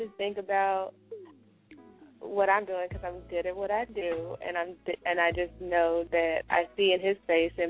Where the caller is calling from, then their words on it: Texas, United States; from Texas.